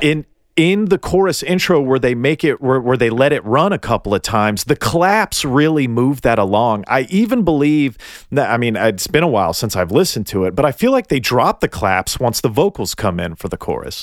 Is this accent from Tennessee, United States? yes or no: yes; Tennessee, United States; I'm from Tennessee